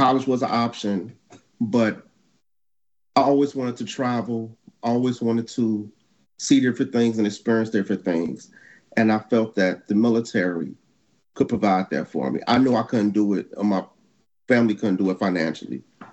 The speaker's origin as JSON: {"language": "English", "town": "Chicago", "region": "Illinois", "country": "United States", "tie": "born or raised there", "moved": "as an adult", "said": "me growing up in Chicago. Okay. That's where I'm originally from"}